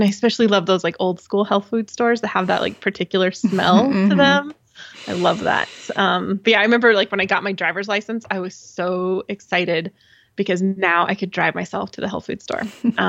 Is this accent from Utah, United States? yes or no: yes; Utah, United States; I grew up in Southern Utah, and my dad and I went on kind of a, it must have been some kind of guided hike.